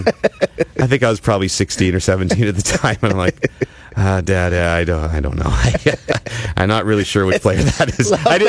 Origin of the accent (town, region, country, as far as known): Ottawa, Ontario, Canada; born or raised there